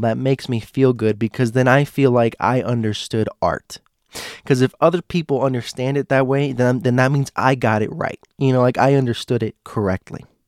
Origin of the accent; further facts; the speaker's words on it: United States; my Americans